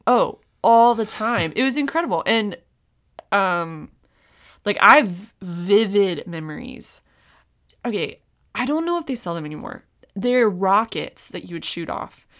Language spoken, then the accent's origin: English; Raleigh, North Carolina, United States; I grew up in Raleigh